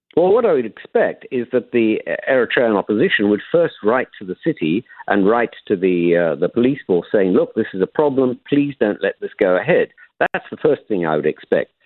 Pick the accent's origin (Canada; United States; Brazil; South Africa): South Africa; now in London, United Kingdom; I'm a South African by origin